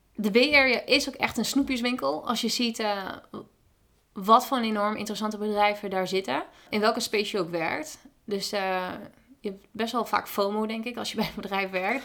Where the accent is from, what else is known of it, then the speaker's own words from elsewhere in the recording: Twente, Overijssel, Netherlands; moved away as an adult; now in San Francisco, United States; Ik kom zelf uit Twente